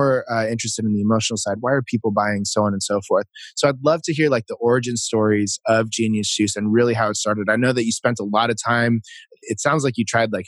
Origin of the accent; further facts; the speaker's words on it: Philippines; I'm Filipino